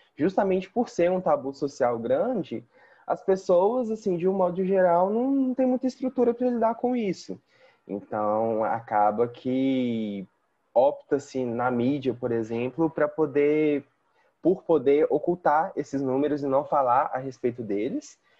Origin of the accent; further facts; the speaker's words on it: Belo Horizonte, Minas Gerais, Brazil; Eu sou daqui de Belo Horizonte mesmo